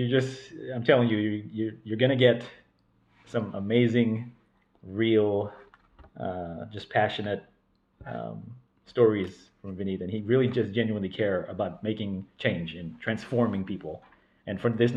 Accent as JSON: {"language": "English", "town": "Stockton", "region": "California", "country": "United States", "tie": "born or raised there", "said": "I was born and raised in Stockton, California"}